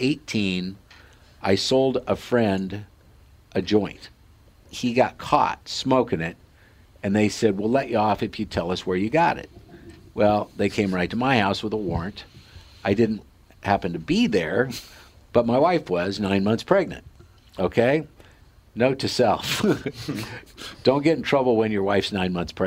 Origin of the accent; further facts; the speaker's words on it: Sidney, Nebraska, United States; moved away; in this little hometown of 6,000 people, Sydney, Nebraska, where the Cabela's family grew up, and that's, if you've heard of the Cabela's, that's where they're from, and that's my hometown